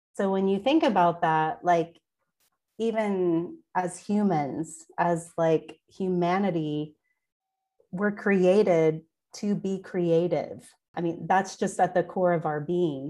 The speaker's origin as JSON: {"language": "English", "region": "Oklahoma", "country": "United States", "tie": "born or raised there", "also_born_or_lived": "Wagoner, Oklahoma", "said": "I was born and raised in Oklahoma"}